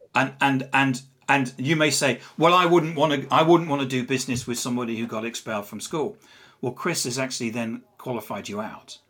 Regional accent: England, United Kingdom; accent: English; I'm English. You can probably tell from my accent. I'm not from around here.

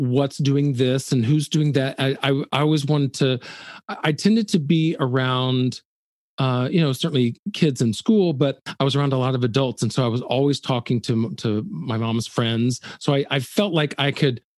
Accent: Birmingham, Alabama, United States; moved away; I was born in Birmingham, Alabama

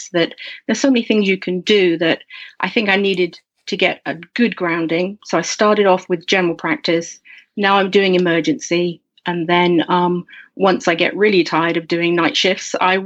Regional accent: Norfolk, East of England, United Kingdom; moved away as an adult; also born or lived in United States / Slovakia; I'm from here in Norfolk, actually. I'm literally right back where I started. I'm from Norfolk in England.

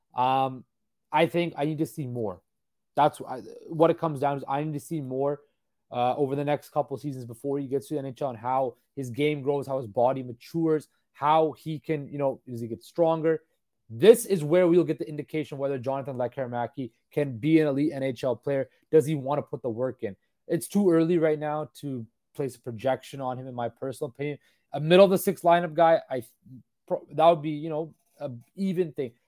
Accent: Surrey, British Columbia, Canada; Surrey, British Columbia, my hometown

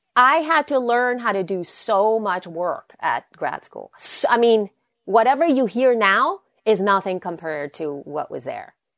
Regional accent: El Salvador; English is a second language; moved away; I'm from El Salvador. I, English is my second language.

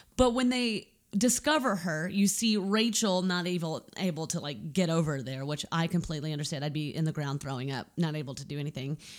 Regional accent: United States; I'm an American.

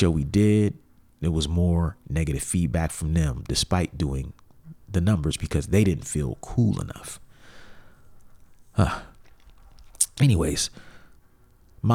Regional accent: Columbus, Ohio, United States; back in Columbus, my hometown

